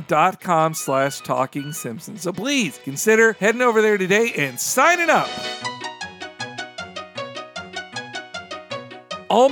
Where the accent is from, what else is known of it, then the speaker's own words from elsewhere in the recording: Florida, United States; I grew up in Florida.